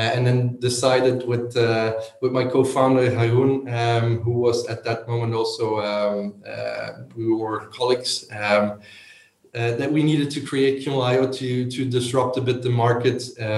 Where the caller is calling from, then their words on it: Leuven, Flanders, Belgium; I'm calling in from Leuven in Belgium.